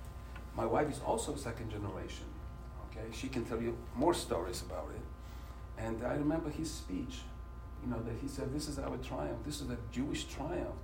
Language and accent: English; Poland; English is a second language; moved away as an adult; now in United States; I grew up in Poland. You know, first 21 years I was in Poland.